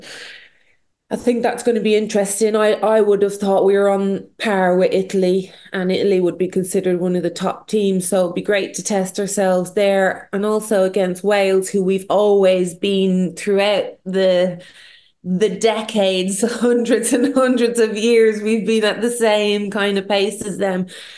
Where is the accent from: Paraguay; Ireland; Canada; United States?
Ireland; us as Irish